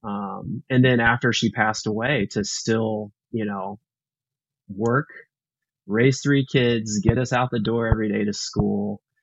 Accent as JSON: {"language": "English", "town": "Houston", "region": "Texas", "country": "United States", "tie": "born or raised there", "lives_now": "Austin, United States", "said": "I grew up in Texas. I grew up in uh, Houston"}